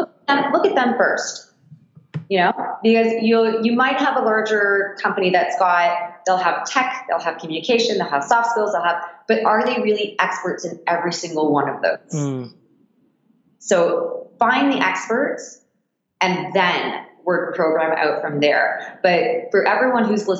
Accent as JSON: {"language": "English", "town": "Toronto", "region": "Ontario", "country": "Canada", "tie": "born or raised there", "also_born_or_lived": "Japan / Australia", "said": "I left Toronto when I was 19"}